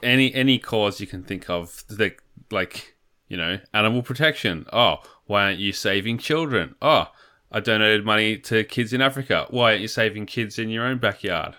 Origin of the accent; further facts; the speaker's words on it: Australia; as an Australian